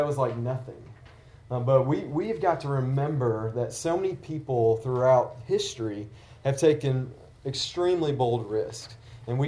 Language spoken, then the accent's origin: English; Tennessee, United States; I grew up in the South in Tennessee